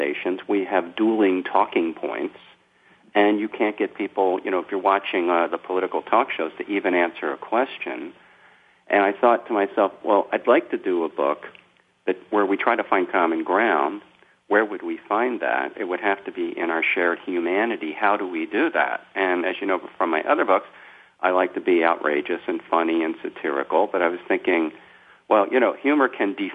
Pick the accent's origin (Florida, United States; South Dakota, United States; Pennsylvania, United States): Pennsylvania, United States; Philadelphia; moved away as an adult; now in New York City area, United States; I grew up in South Philadelphia and outside of Philadelphia